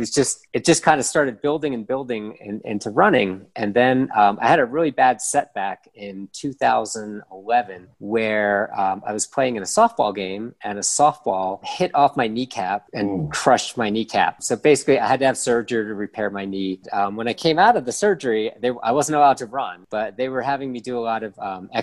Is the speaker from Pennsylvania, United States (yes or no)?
yes; Philadelphia, Pennsylvania, United States; moved away as an adult; now in Cuenca, Ecuador; I'm from Philadelphia, Pennsylvania in the United States. I lived there for pretty much most of my life